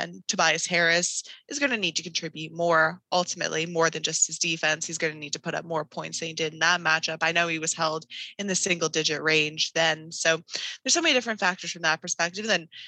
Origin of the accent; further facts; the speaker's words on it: Toronto, Ontario, Canada; I mean, I'm a Toronto girl, born and raised.